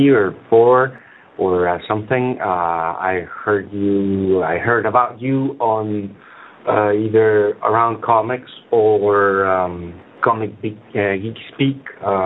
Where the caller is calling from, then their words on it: Spain; English is a second language; I'm calling from Spain